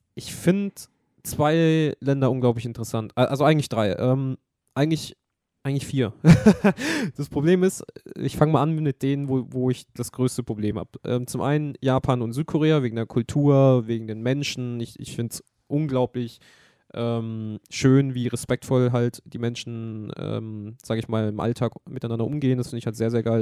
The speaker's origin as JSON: {"language": "German", "country": "Germany", "said": "wir sind aus Deutschland"}